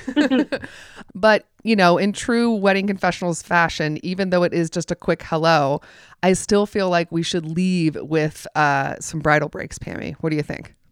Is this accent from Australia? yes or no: no; the South, United States; I grew up in the South